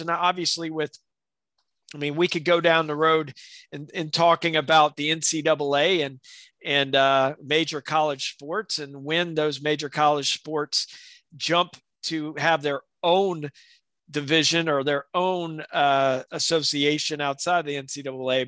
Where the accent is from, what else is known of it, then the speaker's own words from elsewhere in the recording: South Alabama, United States; growing up in South Alabama